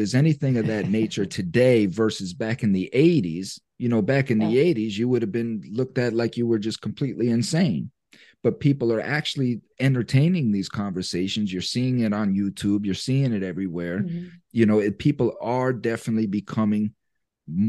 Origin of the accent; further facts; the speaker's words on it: United States; as American citizens